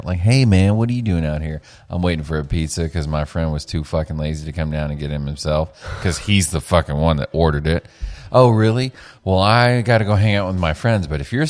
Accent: Mesquite, Texas, United States; I grew up in Mesquite.

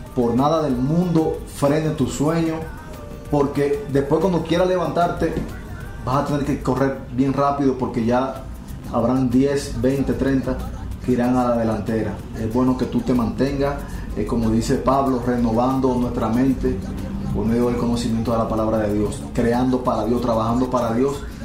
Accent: Dominican Republic; Yo soy de República Dominicana.

